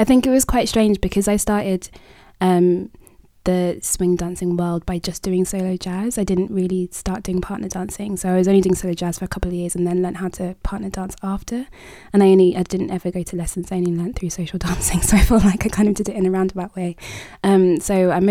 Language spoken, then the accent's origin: English; London, United Kingdom; I'm from London, East London to be exact